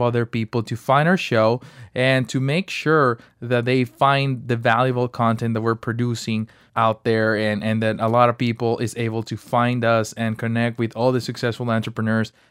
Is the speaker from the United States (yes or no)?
no; Mexico; moved away; I'm from Mexico, and I started selling ice sticks when I was 8 years old